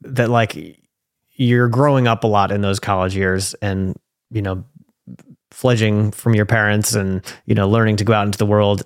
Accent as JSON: {"language": "English", "region": "New York", "country": "United States", "tie": "born or raised there", "moved": "yes", "lives_now": "Portland, United States", "said": "I grew up in New York"}